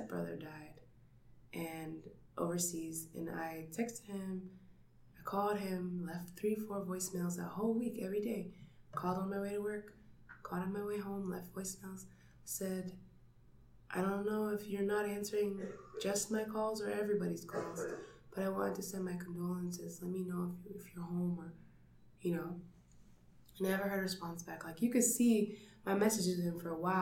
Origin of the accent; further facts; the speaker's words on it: Phoenix, Arizona, United States; I grew up in Phoenix